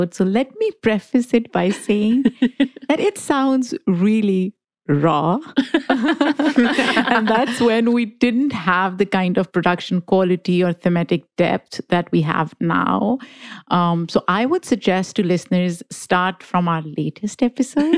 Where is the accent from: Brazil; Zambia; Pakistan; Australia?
Pakistan; English is a second language; moved away as an adult; now in United States; I am an immigrant, Pakistani-American